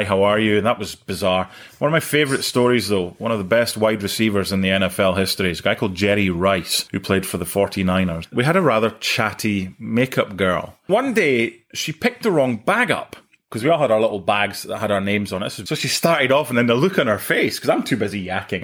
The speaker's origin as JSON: {"language": "English", "town": "Penicuik", "region": "Scotland", "country": "United Kingdom", "moved": "yes", "said": "from Pennycook"}